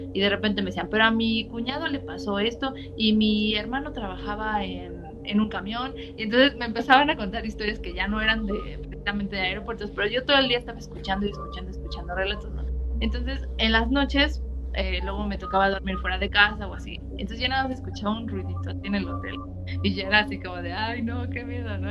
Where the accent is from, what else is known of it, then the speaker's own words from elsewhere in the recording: Cuautla, Morelos, Mexico; yo cuando era niña vivíamos en Cuautla, era una zona semi rural